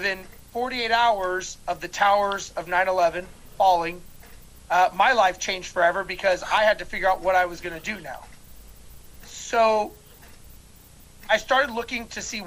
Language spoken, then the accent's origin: English; Los Angeles, California, United States; now in Houston, United States; I currently live in Houston, Texas, and originally I was born and raised in Los Angeles